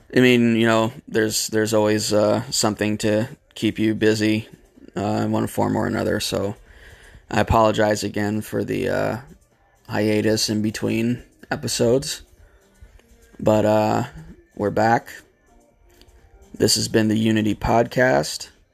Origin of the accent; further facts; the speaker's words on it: United States; my fellow Americans